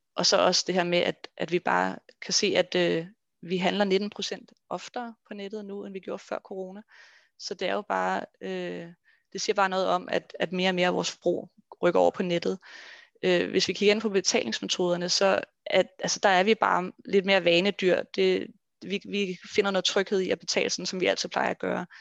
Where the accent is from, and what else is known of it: Denmark